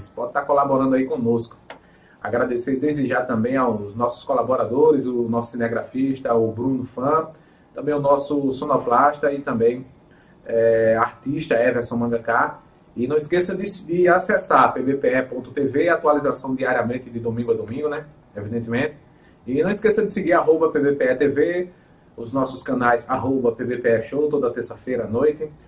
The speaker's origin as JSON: {"language": "Portuguese", "town": "Itambé", "region": "Pernambuco", "country": "Brazil", "tie": "born or raised there", "lives_now": "Pedra de Fogo, Brazil"}